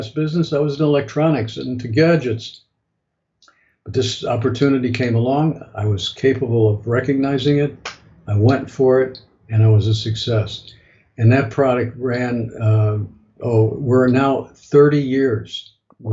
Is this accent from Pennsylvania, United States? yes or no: no; Chicago, Illinois, United States; I flew back to Chicago, which is my hometown